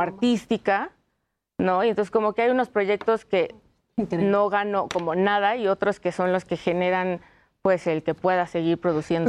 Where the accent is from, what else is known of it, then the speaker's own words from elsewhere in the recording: Mexico; como mexicanos podemos tener este folclore